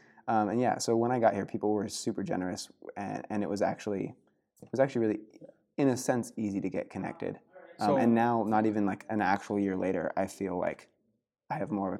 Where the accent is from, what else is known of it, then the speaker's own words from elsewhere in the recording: Pennsylvania, United States; obviously growing up in Pennsylvania, I had a really solid community, friends in high school